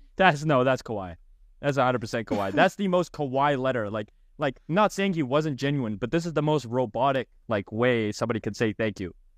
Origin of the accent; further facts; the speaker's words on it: Canada; I am Canadian